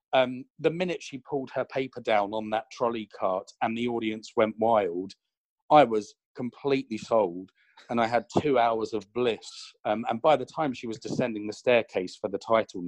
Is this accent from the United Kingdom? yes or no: yes; London, United Kingdom; As a Londoner